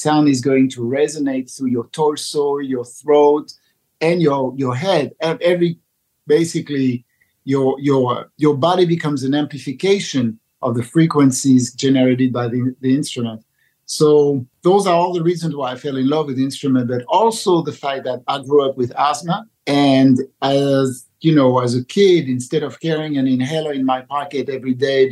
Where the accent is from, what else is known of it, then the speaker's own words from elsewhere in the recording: France; moved away; I grew up in France